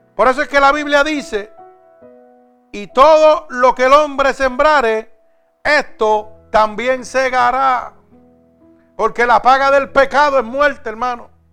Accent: Vega Baja, Puerto Rico; mi pueblo en Vega Baja

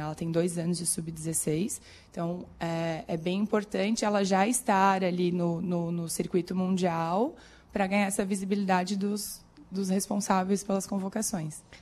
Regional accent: Corupá, Santa Catarina, Brazil; moved away as an adult; now in Criciúma, Brazil; Eu sou de Corupá, no norte do estado, perto de Joinville, Jaraguá do Sul, lá pra cima.

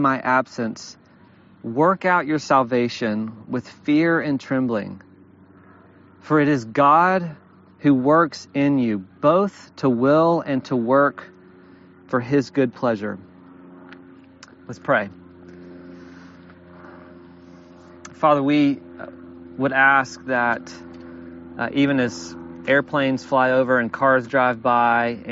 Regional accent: Alabama, United States; I've tried really hard for several years to pretend that I'm not from the Deep South, but I am from Alabama.

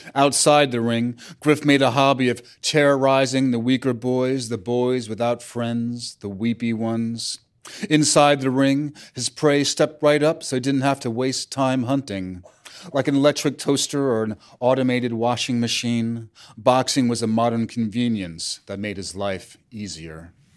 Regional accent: New York City, New York, United States; also born or lived in Brooklyn; I grew up all over Manhattan

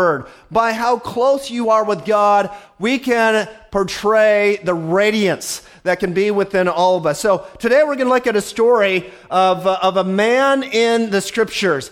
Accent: Montana, United States; I was born in Montana, but for Chinese New Year's sake, I am Chinese American.

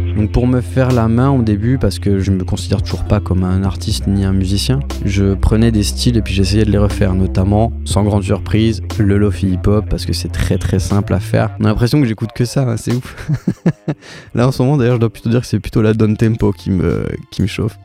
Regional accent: Bourgogne-Franche-Comté, France; moved away as an adult; also born or lived in Dijon / Bordeaux; j'ai grandi en Franche-Comté

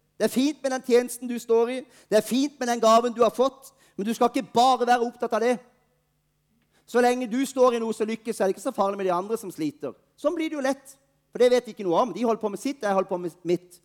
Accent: Norway; Vi er nordmenn

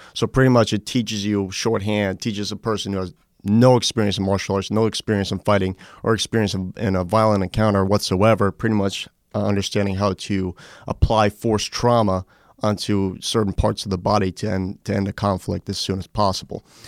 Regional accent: New York, United States; moved away; I grew up in New York, uh, for most of my life.

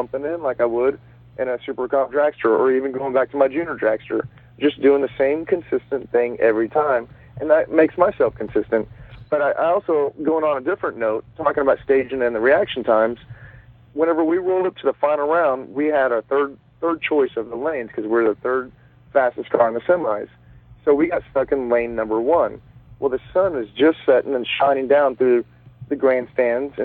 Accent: Dallas, Texas, United States; I'm going back to my home state of Texas. I'm from Dallas

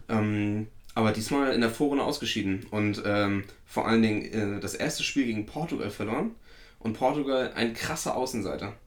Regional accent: Werratal, Thuringia, Germany; der ortsansässige Verein aus meiner Heimat

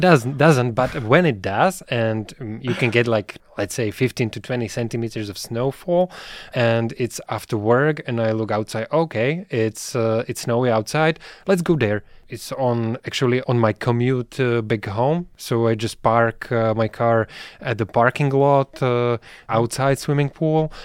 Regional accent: Bratislava, Bratislava Region, Slovakia; I'm from Bratislava

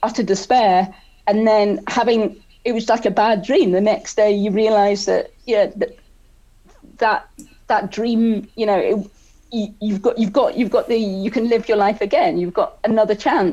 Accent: Scotland, United Kingdom; also born or lived in South Wales; growing up in Scotland

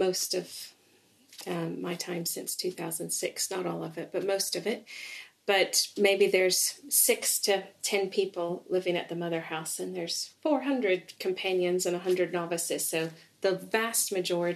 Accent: East Tennessee, United States; moved away as an adult; now in England; I grew up in East Tennessee in the States.

